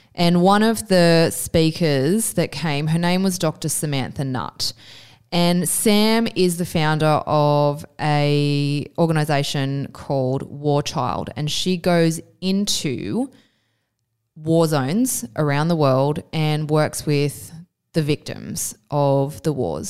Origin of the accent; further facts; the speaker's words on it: Australia; I always thought of myself as an Australian citizen